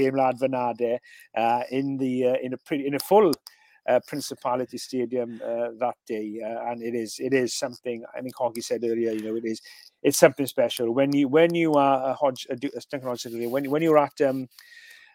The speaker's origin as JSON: {"language": "English", "region": "Wales", "country": "United Kingdom", "tie": "born or raised there", "said": "I was brought up in Wales in the 1970s"}